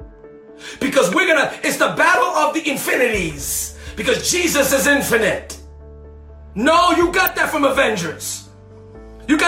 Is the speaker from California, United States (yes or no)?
no; New York City, New York, United States; I'm from the Bronx